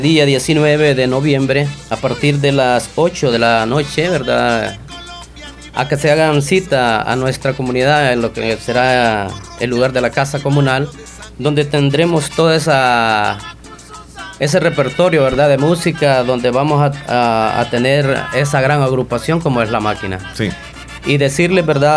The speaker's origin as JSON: {"language": "Spanish", "town": "Pasaquina", "region": "La Unión", "country": "El Salvador", "said": "las fiestas patronales de nuestra comunidad del Polvo"}